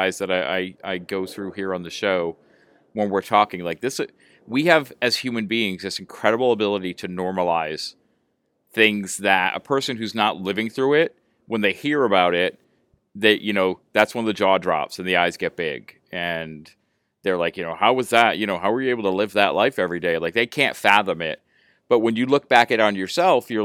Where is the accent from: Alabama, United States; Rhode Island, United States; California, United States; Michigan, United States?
Rhode Island, United States; I'm from Rhode Island. I'm from New England.